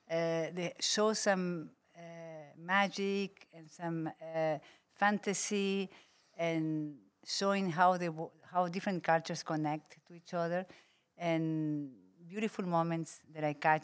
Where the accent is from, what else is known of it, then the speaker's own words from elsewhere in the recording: Uruguay; moved away; I was born in Uruguay.